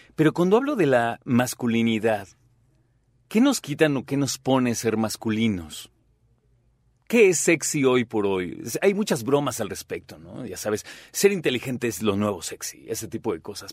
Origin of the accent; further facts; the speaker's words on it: Mexico; nuestro rol como mexicanos